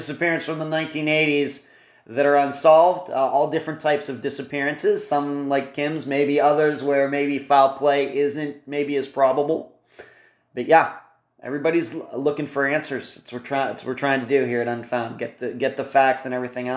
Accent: Leechburg, Pennsylvania, United States; moved away; I'm originally from Leechburg, Pennsylvania, which is like 40 minutes northeast of Pittsburgh

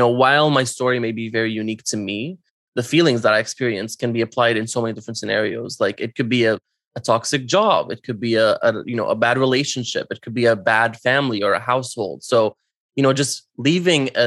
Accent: Syria; moved away; my journey leaving my home country of Syria and, you know, immigrating somewhere else

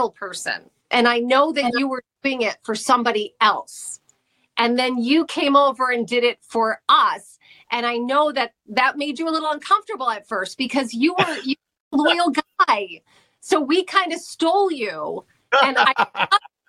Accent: Scranton area, Pennsylvania, United States; also born or lived in New Jersey; I was born in New Jersey, but my parents are both from here. So they got married, moved for a job. And they went to New Jersey. They had four kids. Then we moved back. But I've been here since I was six

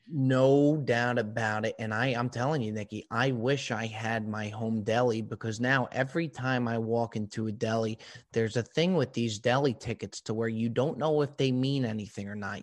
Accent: New Jersey, United States; you're a Jersey guy, as am

